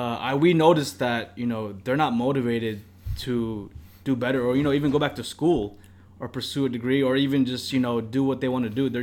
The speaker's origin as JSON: {"language": "English", "country": "Philippines", "said": "Hey, we're fucking Filipino, dude. Good-ass food in the fucking house every single day."}